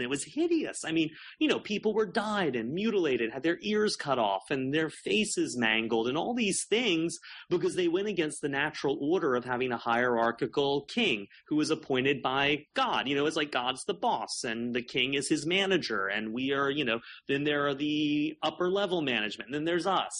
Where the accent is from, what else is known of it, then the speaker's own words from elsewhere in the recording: South Carolina, United States; I grew up in South Carolina in a really a really religious home